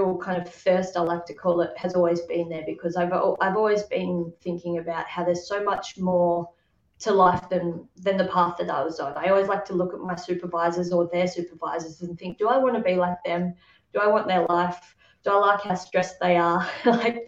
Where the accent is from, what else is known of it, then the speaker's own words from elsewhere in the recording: Tasmania, Australia; I grew up in Tasmania, Australia